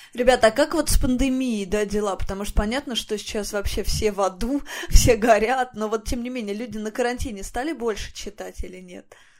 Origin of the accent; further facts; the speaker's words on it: Voronezh, Voronezh Oblast, Russia; я из Воронежа